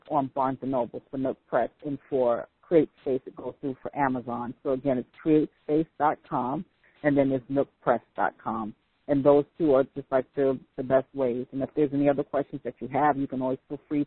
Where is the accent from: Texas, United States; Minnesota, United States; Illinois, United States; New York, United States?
New York, United States; I'm from New York